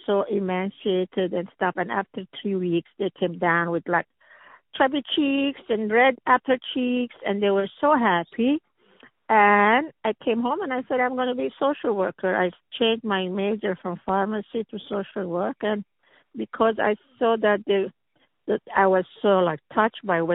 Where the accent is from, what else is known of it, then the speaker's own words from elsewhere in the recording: Lebanon; English is a second language; moved away as an adult; also born or lived in Philadelphia; Social work in Lebanon